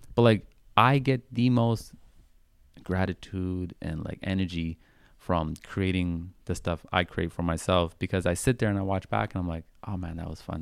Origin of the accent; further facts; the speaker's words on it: Vancouver, British Columbia, Canada; growing up in Vancouver